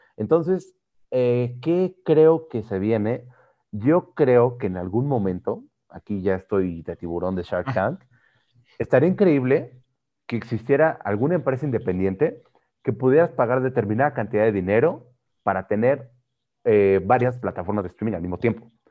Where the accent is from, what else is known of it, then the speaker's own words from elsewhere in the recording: Mexico; los mexicanos que somos